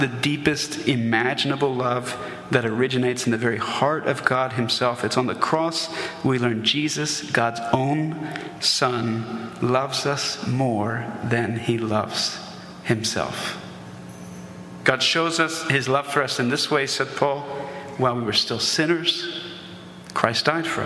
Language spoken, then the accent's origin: English; the South, United States; we're in the South, and I grew up in the South